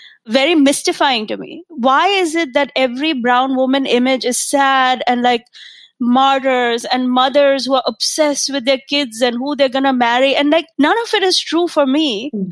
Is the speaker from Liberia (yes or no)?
no; India; now in United States; The way I grew up in India